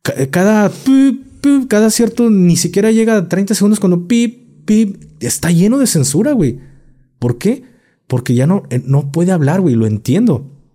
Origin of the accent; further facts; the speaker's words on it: Mexico; aquí en México, hablando como mexicano